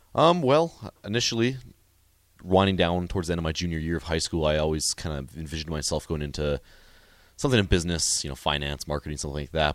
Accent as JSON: {"language": "English", "town": "Tioga", "region": "North Dakota", "country": "United States", "moved": "as an adult", "lives_now": "Lincoln, United States", "said": "I'm from Tioga, North Dakota. It's a little town of about a thousand people up in the northwest corner"}